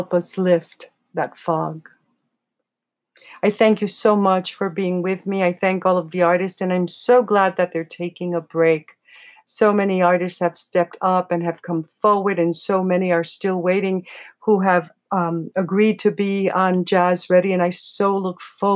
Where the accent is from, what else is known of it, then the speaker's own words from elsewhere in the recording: New York City, New York, United States; I'm from the Bronx.